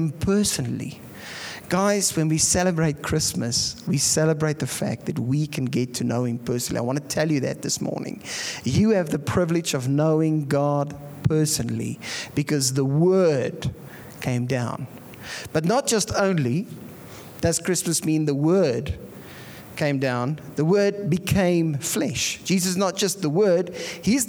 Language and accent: English; Pretoria, Gauteng, South Africa; now in Bloemfontein, South Africa; I come from Pretoria.